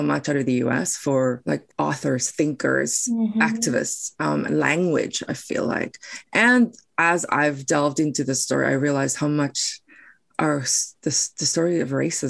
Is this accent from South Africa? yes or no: yes; South Africa; first language Afrikaans; English is a second language; moved away as an adult; also born or lived in Taiwan; now in Surrey, Canada; I was born and raised in South Africa, as my story was.